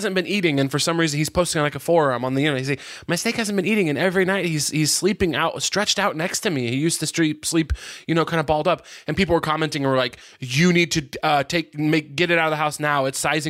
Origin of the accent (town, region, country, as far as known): Missouri, United States; moved away